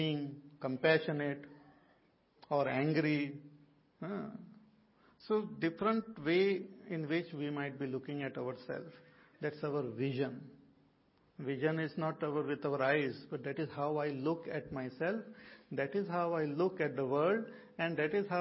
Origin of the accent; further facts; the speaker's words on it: India; all of us are Indian.